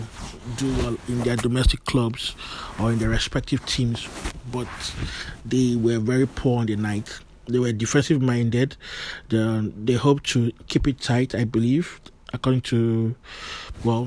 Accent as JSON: {"language": "English", "country": "Nigeria", "said": "I'm a Nigerian"}